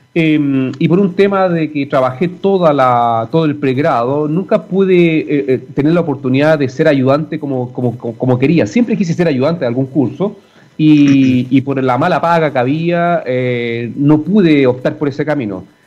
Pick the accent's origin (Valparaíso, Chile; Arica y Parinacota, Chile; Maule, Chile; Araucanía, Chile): Arica y Parinacota, Chile; Arica; moved away as an adult; now in Santiago, Chile; nací en Arica, me tocó en Arica y, disfruté al máximo esa experiencia